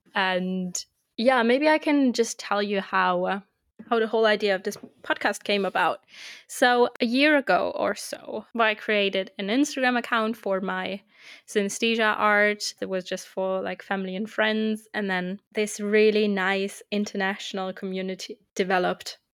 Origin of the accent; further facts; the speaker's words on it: Germany; first language German; English is a second language; also born or lived in United Kingdom / Austria; I'm twenty-eight, I'm from Germany.